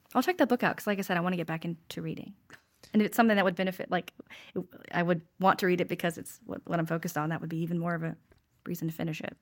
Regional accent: Winston-Salem, North Carolina, United States; also born or lived in Salisbury, North Carolina / Charlotte, North Carolina / Huntersville, North Carolina / Wilmington, North Carolina; I was born in Salisbury, but I grew up in Winston, so I, I consider Winston home.

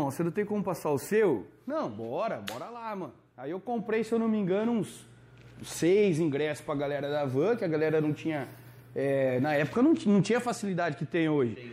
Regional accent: Limeira, São Paulo, Brazil; eu sou aqui de Limeira e tal.

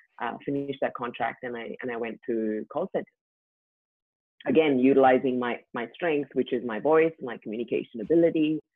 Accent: India; moved away as an adult; now in Australia; I grew up in India

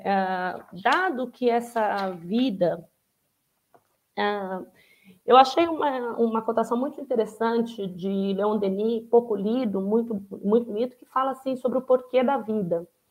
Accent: Araçatuba, São Paulo, Brazil; quando eu estou na minha cidade natal, em Aracatuba, que em geral faz 35, 40 graus no interior de São Paulo

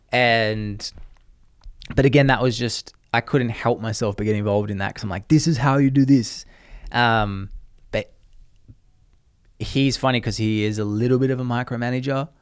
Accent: Australia; moved away; I'm Australian

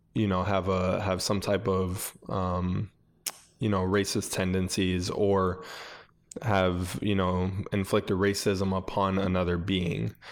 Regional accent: Buffalo, New York, United States; I grew up in Buffalo, New York

